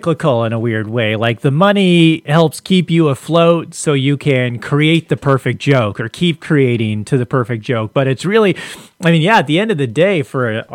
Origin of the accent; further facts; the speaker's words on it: Long Beach, California, United States; also born or lived in Costa Mesa; I grew up in Long Beach